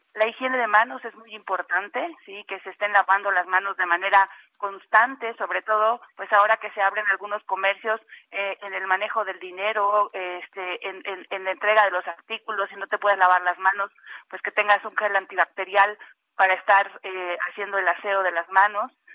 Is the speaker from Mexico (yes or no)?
yes; Mexico; nosotros como mexicanos